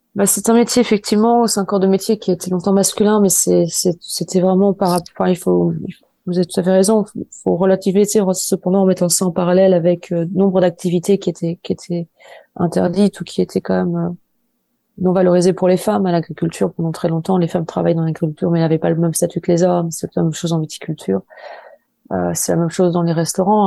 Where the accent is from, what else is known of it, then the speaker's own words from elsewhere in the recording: Angers, Pays de la Loire, France; je suis d'Angers, j'ai grandi à Angers, dans la banlieue angevine